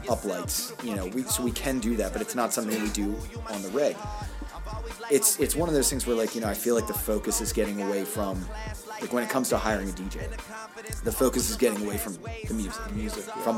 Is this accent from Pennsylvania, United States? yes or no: yes; Pittsburgh, Pennsylvania, United States; accent: Pittsburgh; That's my Pittsburgh accent